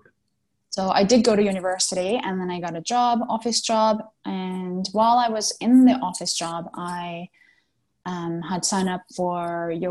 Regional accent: Japan; moved away as an adult; also born or lived in Atlantic Canada / United States / Mexico / Australia; Originally, I was born in Japan and, well, born and raised in Japan. Now I'm back in Japan, but I was here until I was 18 and I moved to Canada, all the way to the Atlantic Canada. And I spent 15 years there.

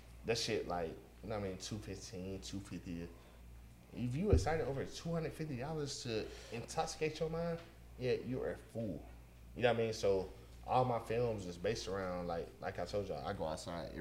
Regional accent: Atlanta, Georgia, United States; also born or lived in Missouri; Born and raised on Panola

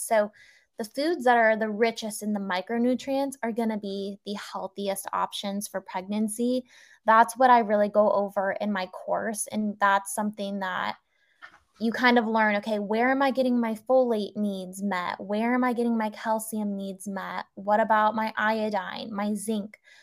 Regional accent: California, United States; moved away as an adult; also born or lived in Singapore; we moved back to my home state of California

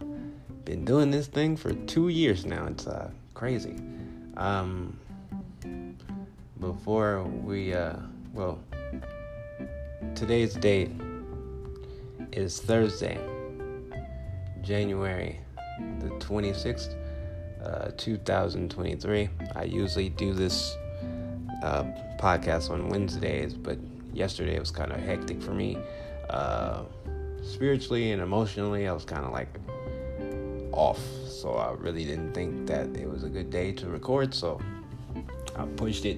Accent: Compton, California, United States; now in Phoenix, United States; I am originally from Compton, California.

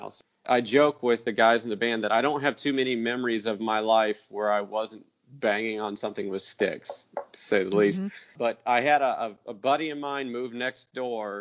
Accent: Waldron, Indiana, United States; now in Spring Hill, United States; my first garage band was actually a Christian rock band back in my hometown of Waldron, Indiana

